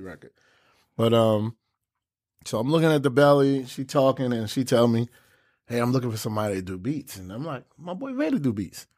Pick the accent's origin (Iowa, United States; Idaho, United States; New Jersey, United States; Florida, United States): New Jersey, United States; Newark; I'm from Brick City, Newark, New Jersey